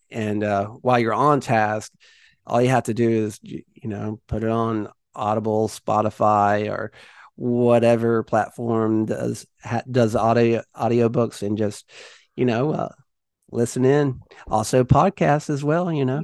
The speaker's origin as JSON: {"language": "English", "town": "Jamestown", "region": "North Carolina", "country": "United States", "tie": "born or raised there", "also_born_or_lived": "Martinsville, Virginia / Archdale, North Carolina", "said": "I grew up here in the Southeast, uh, was born in Martinsville, Virginia, and, uh, pretty much, uh, went to school right around, uh, Jamestown, North Carolina most of my life"}